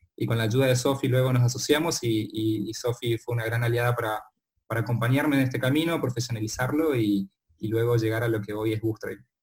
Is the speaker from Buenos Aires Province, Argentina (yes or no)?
no; Corrientes, Argentina; moved away as an adult; yo soy correntino y viví toda mi vida y me crié en Corrientes hasta creo que hasta los 22 años